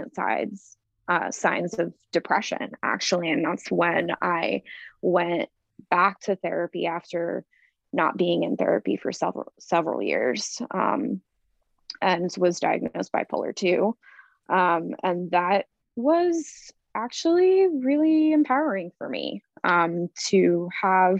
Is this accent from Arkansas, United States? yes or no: no; Florida, United States; moved away as an adult; also born or lived in New York; When I graduated high school at 18, I moved to New York from Florida